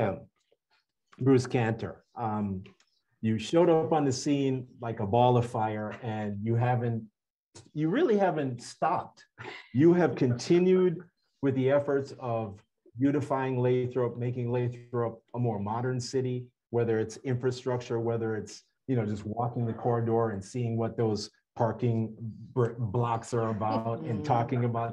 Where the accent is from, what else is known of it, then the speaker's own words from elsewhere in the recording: Jamaica; now in United States; I spent 6 years in there as a Jamaican citizen. I was actually holding a green card when I went into the US Navy.